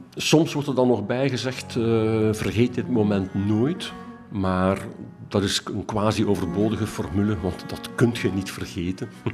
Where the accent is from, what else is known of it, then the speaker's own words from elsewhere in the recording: Ghent, Flanders, Belgium; ik als Gentenaar